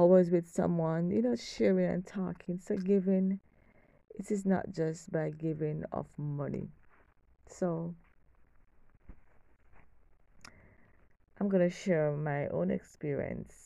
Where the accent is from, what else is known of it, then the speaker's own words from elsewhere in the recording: Kingston, Jamaica; I'm from Kingston, Jamaica